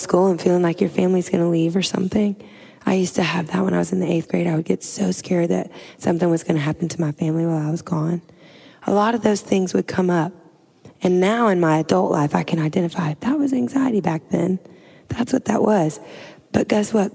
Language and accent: English; Louisiana, United States; I'm from Louisiana. I'm like a swamp girl.